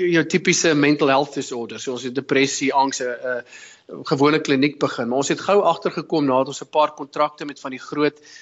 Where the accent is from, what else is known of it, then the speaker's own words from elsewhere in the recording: Potchefstroom, North West, South Africa; moved away as an adult; also born or lived in Bloemfontein; now in London, United Kingdom; Ek is oorspronklik van Potchefstroom in Suid-Afrika en um, ek het uh, daar groot geword, skool gegaan Potch Gymnasium